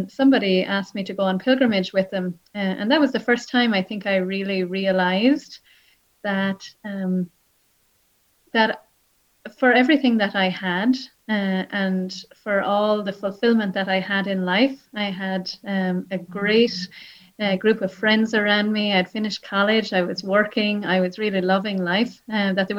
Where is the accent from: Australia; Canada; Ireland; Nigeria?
Ireland; Wexford, Leinster; also born or lived in Nashville, United States; now in Limerick, Ireland; I grew up in Wexford. I grew up on a farm